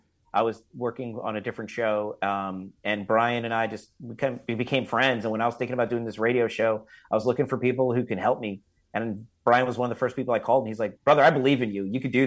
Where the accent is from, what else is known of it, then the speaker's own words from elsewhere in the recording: Florida, United States; I grew up here in South Florida, and I went to college at Florida State University